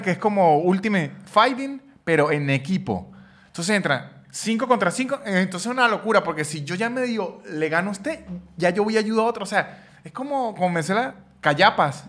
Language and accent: Spanish; San Cristóbal, Táchira, Venezuela; yo soy de San Cristóbal, en donde la cultura del béisbol no está tan apasionada